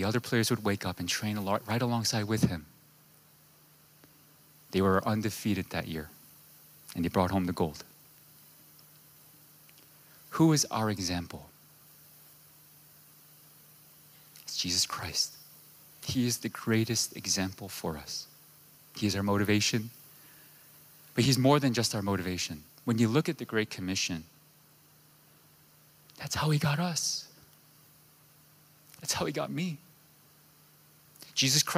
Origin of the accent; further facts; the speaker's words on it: New York, United States; moved away; I'm from New York